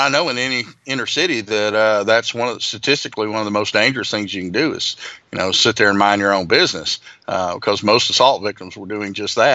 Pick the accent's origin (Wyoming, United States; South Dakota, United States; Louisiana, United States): Louisiana, United States; my home state, from Baton Rouge, Louisiana